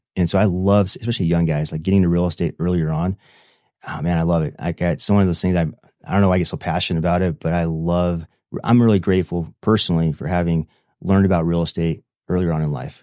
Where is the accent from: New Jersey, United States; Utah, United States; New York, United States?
Utah, United States; Manti; I'm from Manti, Utah